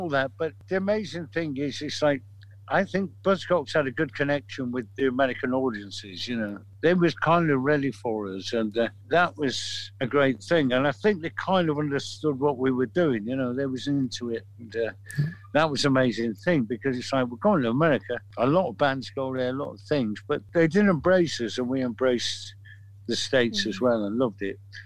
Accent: Manchester, North West England, United Kingdom; We're from Manchester.

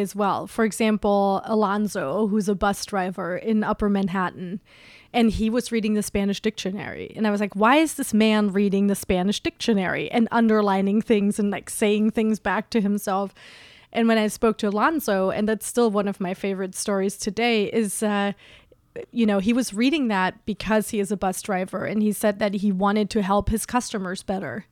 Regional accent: Germany; also born or lived in West Coast, United States; now in New York, United States; I'm originally from Germany

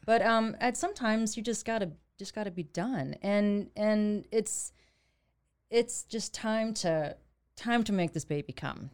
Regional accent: Waco, Texas, United States; also born or lived in Fort Worth / New York; a Waco native

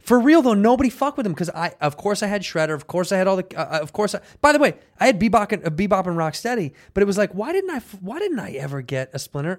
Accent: Chicago, Illinois, United States; moved away as an adult; also born or lived in Arizona; now in Los Angeles, United States; Growing up in Chicago

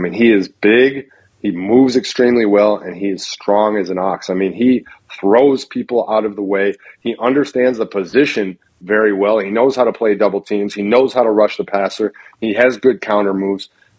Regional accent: Wisconsin, United States; I grew up in Wisconsin.

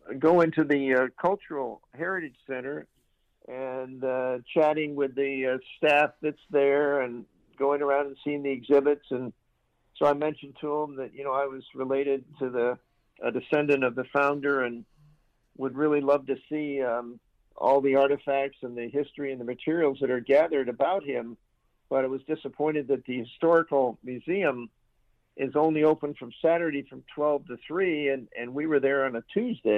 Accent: Seattle, Washington, United States; I was from Seattle and a Seahawks fan

